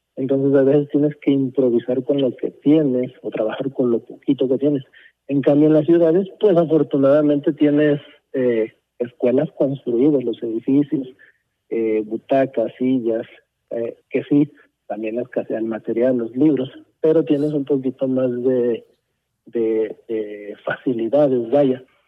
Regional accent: United States; now in Mexico; yo crecí en Estados Unidos

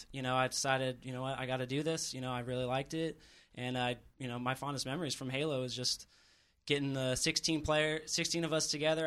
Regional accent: San Diego, California, United States; Well, I'm from San Diego.

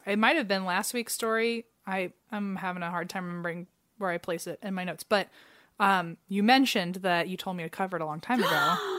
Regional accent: Cincinnati, Ohio, United States; Like, well, I'm from Cincinnati, and he went to Miami, so we were so close.

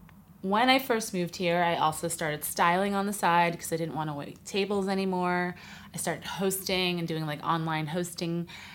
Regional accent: New York City, New York, United States; moved away as an adult; now in Los Angeles, United States; I'm from New York City originally, but I've lived in LA a while now, about 12 years.

